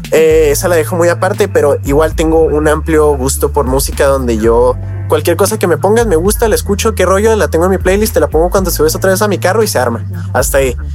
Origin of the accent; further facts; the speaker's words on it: Mexico; ese soy mexicano, Simón, hago música de hip hop, se creó en Estados Unidos, Simón, pero yo soy mexicano al final de cuentas